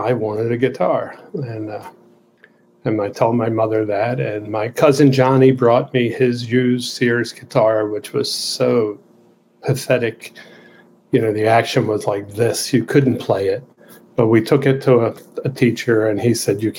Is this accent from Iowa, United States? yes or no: no; Baltimore, Maryland, United States; where I grew up in Southeast Baltimore in a factory district